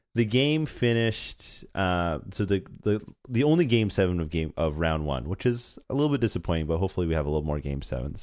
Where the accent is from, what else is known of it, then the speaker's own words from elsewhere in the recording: Canada; as a Canadian